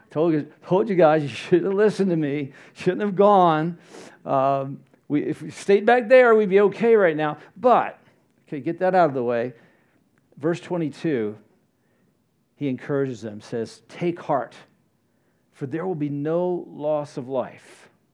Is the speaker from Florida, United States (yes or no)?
yes; Florida, United States; I grew up in Florida